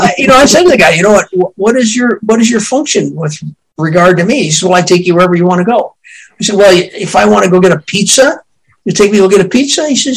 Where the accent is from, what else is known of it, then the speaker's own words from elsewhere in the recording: Boston, Massachusetts, United States; he filmed Mermaids here in my hometown of Boston.